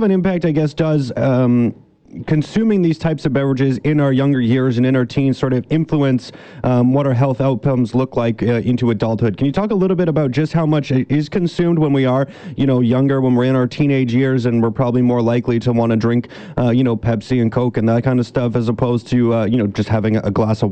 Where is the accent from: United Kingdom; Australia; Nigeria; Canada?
Canada; British Columbia; we as British Columbians